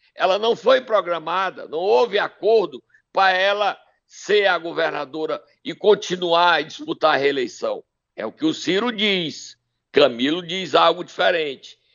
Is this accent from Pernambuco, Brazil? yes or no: no; Sobral, Ceará, Brazil; Sobral, minha terra querida e amada